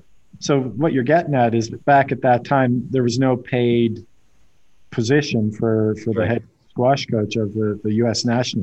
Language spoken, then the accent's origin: English; Canada; I'm Canadian